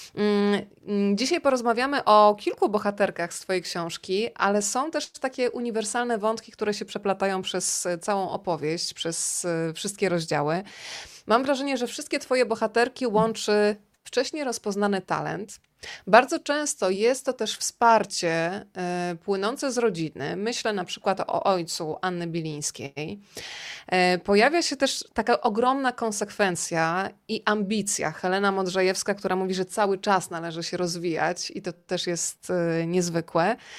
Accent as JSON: {"language": "Polish", "town": "Rzeszów", "region": "Subcarpathian Voivodeship", "country": "Poland", "also_born_or_lived": "Warsaw", "moved": "as an adult", "said": "jestem z Rzeszowa"}